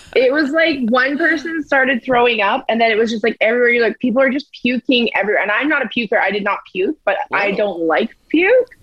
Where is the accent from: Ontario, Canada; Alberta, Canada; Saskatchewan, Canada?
Alberta, Canada; Edmonton; I'm a, am a fan of my hometown, so I don't mind living here